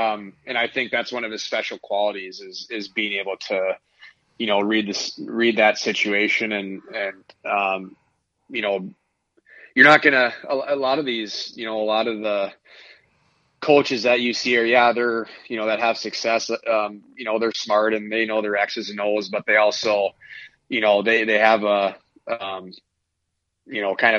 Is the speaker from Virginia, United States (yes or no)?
no; Minnesota, United States; Both my parents are from Iowa, so they had no idea what hockey was. And so when they moved up to Minnesota, they actually started me off with skating lessons.